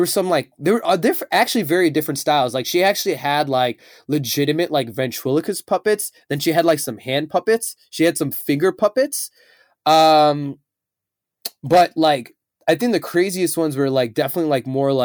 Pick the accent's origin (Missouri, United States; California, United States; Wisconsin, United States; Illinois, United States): Illinois, United States; Chicago